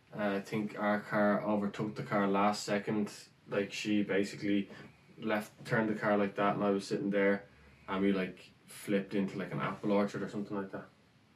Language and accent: English; Rathfarnham, Leinster, Ireland; moved away as an adult; Rathfarnham. Went to college, went to UCD, 21, and then went off to Canada.